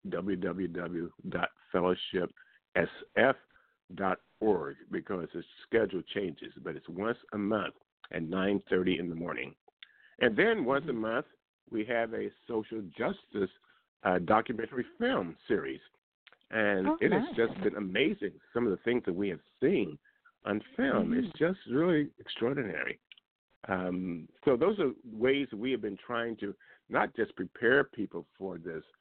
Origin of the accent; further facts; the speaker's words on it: Liberty, Missouri, United States; moved away; also born or lived in Kansas City, Missouri; I was invited to go home to my hometown, Liberty, Missouri, where I grew up